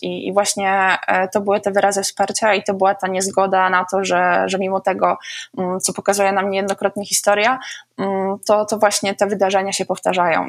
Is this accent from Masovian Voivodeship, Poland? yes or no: no; Oleśnica, Lower Silesian Voivodeship, Poland; u nas na Oleśnickim Rynku. Oleśnica jest dosyć małym miastem